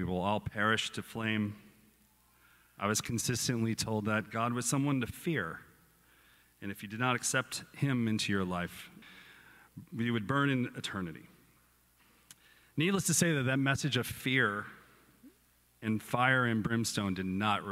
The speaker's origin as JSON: {"language": "English", "region": "Texas", "country": "United States", "tie": "born or raised there", "said": "I grew up in Texas in a non-religious household"}